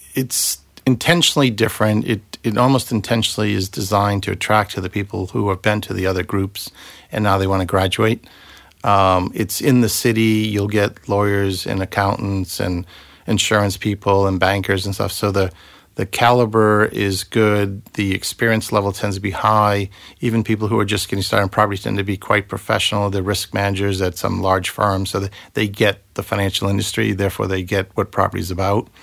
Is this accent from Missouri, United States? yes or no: no; Boston, Massachusetts, United States; accent: Bostonian; moved away as an adult; also born or lived in Silicon Valley / Chester; now in London, United Kingdom; my Bostonian accent